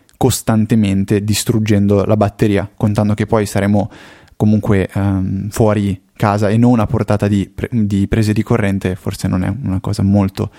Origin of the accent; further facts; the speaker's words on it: Como, Lombardy, Italy